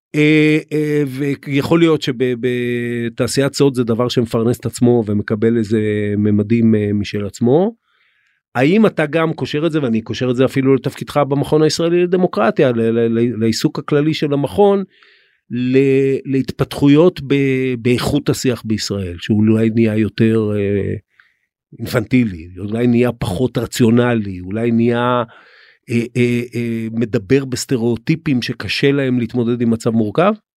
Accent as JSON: {"language": "Hebrew", "country": "Israel", "said": "אנחנו כישראלים"}